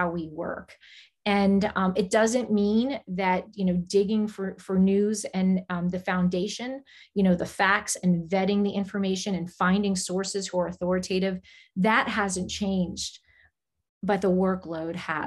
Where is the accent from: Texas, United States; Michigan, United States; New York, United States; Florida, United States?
Florida, United States; South; also born or lived in New Jersey; my parents relocated to South Florida, and that's where I went to school